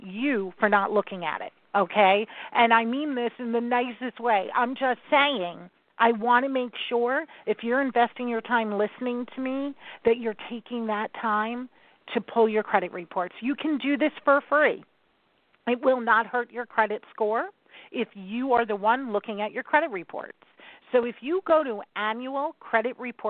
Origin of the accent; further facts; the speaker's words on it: New York City, New York, United States; I'm a New Yorker